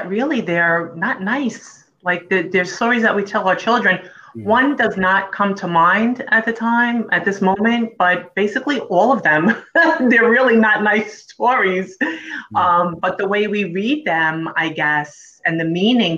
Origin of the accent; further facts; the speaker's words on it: New York, United States; also born or lived in Philadelphia, Pennsylvania; now in Long Island, United States; Right now I'm on Long Island, but I'm from the boroughs, Brooklyn and Queens. And I was born in Philly.